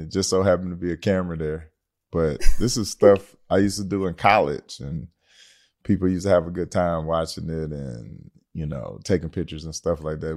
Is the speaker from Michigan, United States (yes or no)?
yes; Detroit, Michigan, United States; I'm from Detroit, Michigan.